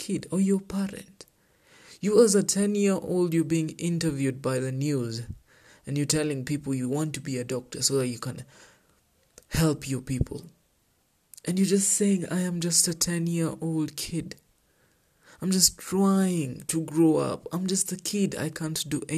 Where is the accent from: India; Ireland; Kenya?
Kenya